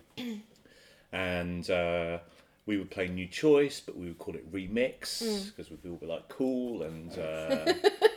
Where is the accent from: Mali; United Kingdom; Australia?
United Kingdom; I'm British